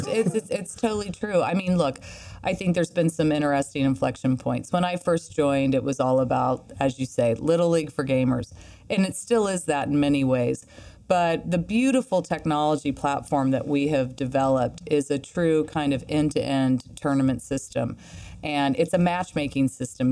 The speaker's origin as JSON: {"language": "English", "region": "Midwest", "country": "United States", "said": "I'm from the Midwest"}